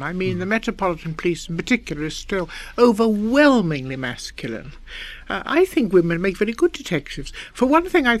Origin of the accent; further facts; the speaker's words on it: England, United Kingdom; we're both English